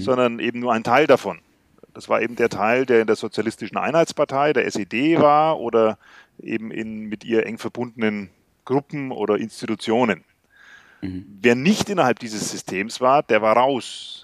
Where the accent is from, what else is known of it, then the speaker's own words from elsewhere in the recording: West Germany, Germany; ich bin selbst in Westdeutschland geboren, aber wir hatten Verwandte in Sachsen